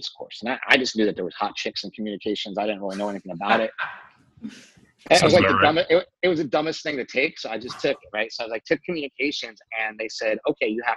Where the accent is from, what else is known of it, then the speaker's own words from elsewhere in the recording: Poughkeepsie, New York, United States; moved away as an adult; I went to high school in upstate New York. I grew up in Poughkeepsie.